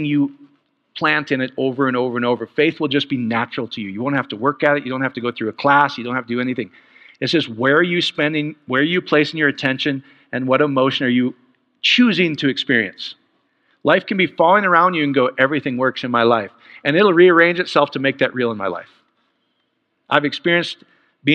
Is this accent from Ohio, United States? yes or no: no; Iowa, United States; I am from Iowa. I'm Polish